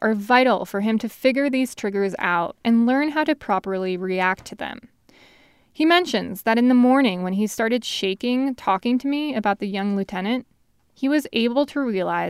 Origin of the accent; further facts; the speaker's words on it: New York, United States; moved away; As a New Yorker